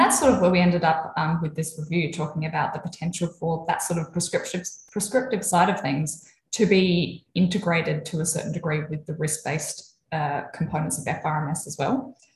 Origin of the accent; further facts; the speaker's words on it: Adelaide, South Australia, Australia; also born or lived in Melbourne; I grew up in Adelaide. Um, lived here most of my life. Lived for a couple of years in Melbourne, but from here, living here currently.